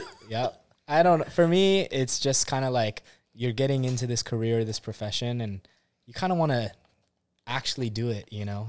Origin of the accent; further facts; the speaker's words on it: Orange County, California, United States; also born or lived in Hilo, Hawaii; originally, I'm from California, born and raised in Orange County, but most of my family stays on the Big Island. Hilo side